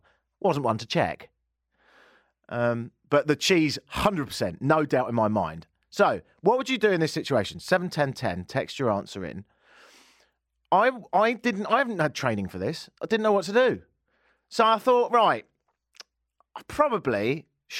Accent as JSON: {"language": "English", "country": "United Kingdom", "moved": "yes", "lives_now": "Toronto, Canada", "said": "I'm British"}